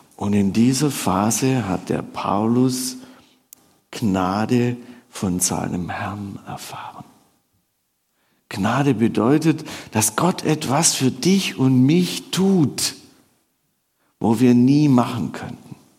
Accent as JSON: {"language": "German", "area": "Swabia", "region": "Baden-Württemberg", "country": "Germany", "said": "ich würde als Schwabe würde ich sagen, ich komme da so von der Alp runter"}